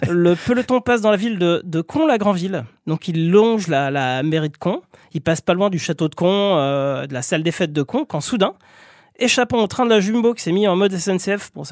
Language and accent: French; Lorraine, Grand Est, France; moi aussi je viens de Lorraine